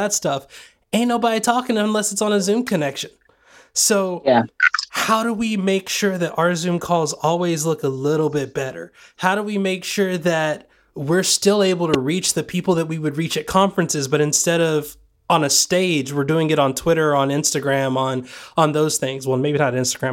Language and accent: English; Sweetwater, Tennessee, United States; moved away; also born or lived in Georgia; Sweetwater, Tennessee, where I grew up